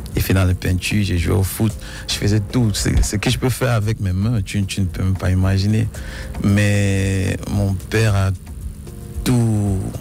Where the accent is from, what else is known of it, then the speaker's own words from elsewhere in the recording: the North-West, Northwest Region, Cameroon; je viens du Nord-Ouest. Euh, mes parents viennent du Nord-Ouest, ma mère et mon père